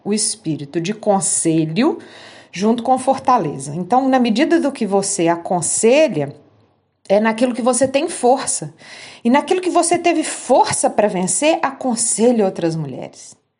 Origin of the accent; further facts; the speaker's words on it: Minas Gerais, Brazil; Lá em Minas Gerais, né, na minha terrinha